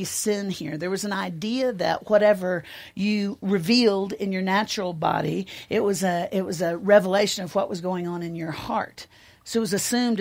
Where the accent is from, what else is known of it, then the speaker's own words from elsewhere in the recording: Nashville, Tennessee, United States; I'm from Nashville